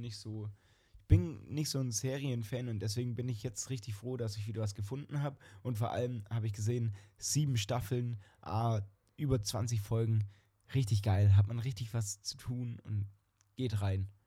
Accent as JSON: {"language": "German", "country": "Germany", "said": "wir als Deutsche"}